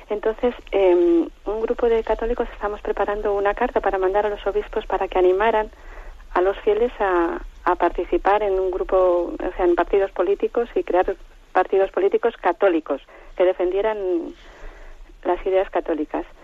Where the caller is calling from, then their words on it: Santander, Cantabria, Spain; de Santander.